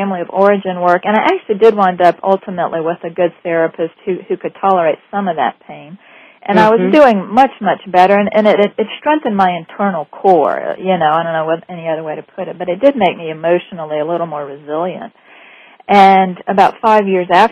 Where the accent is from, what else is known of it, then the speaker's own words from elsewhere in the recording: New Orleans, Louisiana, United States; I grew up in the French Quarter in New Orleans